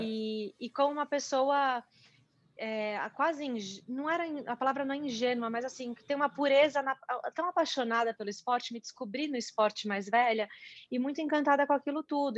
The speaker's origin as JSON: {"language": "Portuguese", "region": "São Paulo", "country": "Brazil", "tie": "born or raised there", "said": "no mundinho que eu cresci, da, da, do paulistano empresário"}